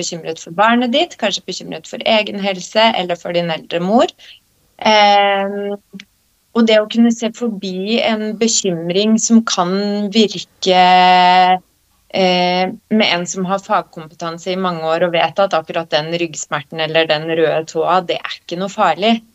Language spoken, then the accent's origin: Norwegian; Skien, Vestfold og Telemark, Norway; now in Oslo, Norway; jeg vokste opp på Gulset